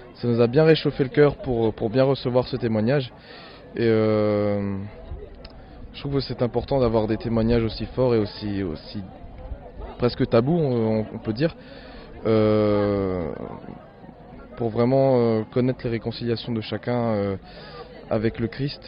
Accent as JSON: {"language": "French", "area": "Alsace", "region": "Grand Est", "country": "France", "said": "je viens d'Alsace."}